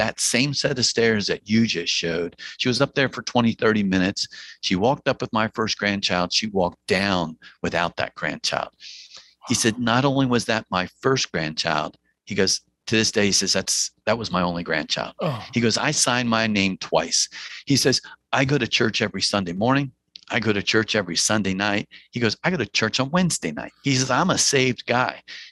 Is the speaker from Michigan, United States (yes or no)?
no; New Jersey, United States; accent: Jersey twang; I'm from New Jersey, so I'm going to paraphrase with a little bit of a Jersey twang